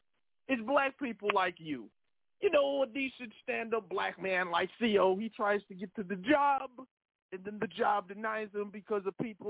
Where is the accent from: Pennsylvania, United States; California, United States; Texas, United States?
Pennsylvania, United States; Philadelphia; I'm from Philly.